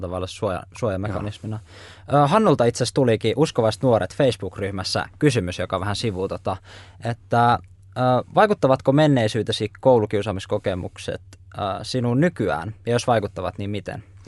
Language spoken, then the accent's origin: Finnish; Laukaa, Central Finland, Finland; Mäkin olen nimittäin Laukaasta kotoisin